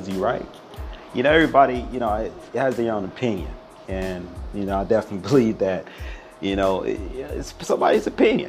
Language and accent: English; Detroit, Michigan, United States; I'm from Detroit City, Detroit, Michigan, that is, Motor City, Rome. Yeah, that's the city I'm from.